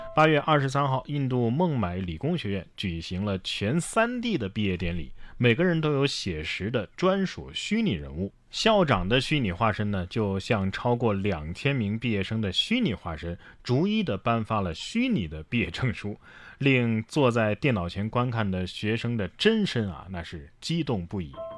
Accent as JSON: {"language": "Chinese", "country": "China", "said": "我们中国人"}